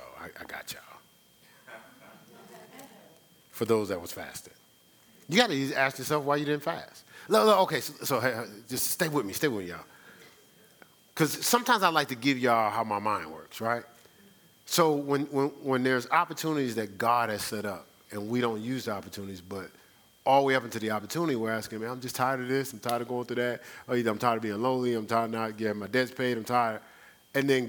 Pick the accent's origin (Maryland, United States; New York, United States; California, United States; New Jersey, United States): New Jersey, United States; Newark; I'm from the city. I'm from Newark